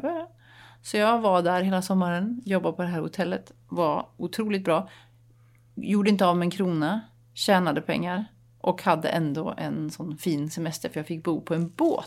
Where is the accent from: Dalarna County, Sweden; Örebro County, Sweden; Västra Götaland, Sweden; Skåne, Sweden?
Västra Götaland, Sweden; Dalsland; moved away; jag åkte till min hembygd i Dalsland